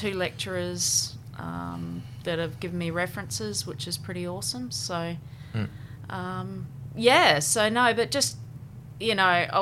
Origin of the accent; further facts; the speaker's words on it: Brisbane, Queensland, Australia; also born or lived in Masterton, New Zealand / Toowoomba; I was born in Masterton in New Zealand, and immigrated over to Australia in 1989 with my mum and dad and my brother. And went to primary school in Brisbane and high school in Brisbane as well